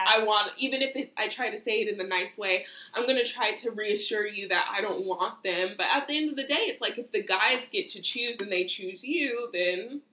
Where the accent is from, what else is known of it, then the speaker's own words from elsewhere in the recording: United States; me as an American